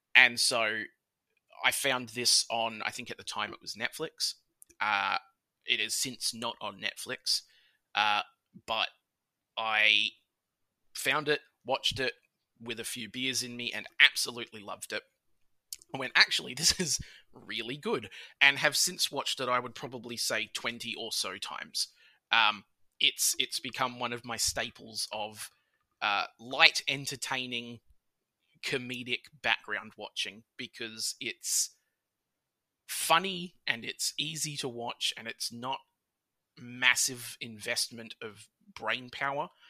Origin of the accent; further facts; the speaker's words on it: Australia; I'm Australian.